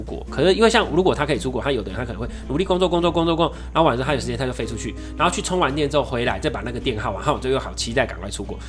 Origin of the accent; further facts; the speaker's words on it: Taiwan; 你真的会很以自己身为台湾人为荣